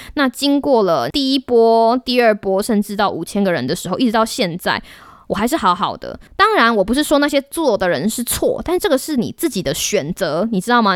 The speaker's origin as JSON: {"language": "Chinese", "country": "Taiwan", "said": "我们台湾人可以做得到"}